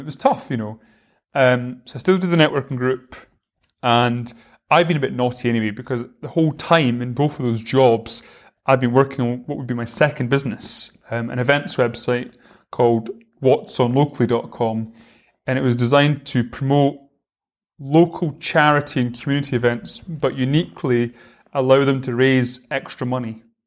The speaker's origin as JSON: {"language": "English", "town": "Rosyth", "region": "Scotland", "country": "United Kingdom", "tie": "born or raised there", "also_born_or_lived": "Edinburgh", "said": "I'm from Fife. I live in Rosyth. Um, And I, I lived there my whole life until I went to uni"}